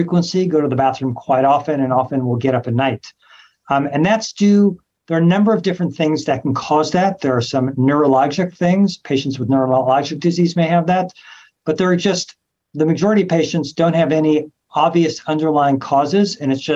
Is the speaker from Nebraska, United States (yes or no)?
no; Los Angeles, California, United States; moved away as an adult; also born or lived in New York / Memphis; now in Cleveland, United States; So I'm from Los Angeles, California, trained all over the country, New York, Memphis, Cleveland, a few other places.